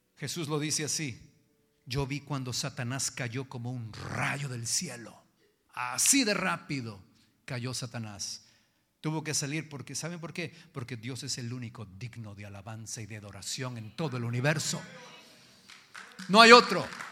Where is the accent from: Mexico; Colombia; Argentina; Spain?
Mexico; Jalisco; yo soy macho, macho de Jalisco